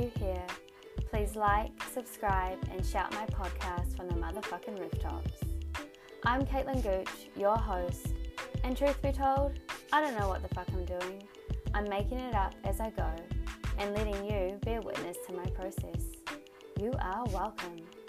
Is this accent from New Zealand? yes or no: yes; New Zealand; now in Australia; And I'm from New Zealand. We met when I was living in New Zealand and now I live in Australia.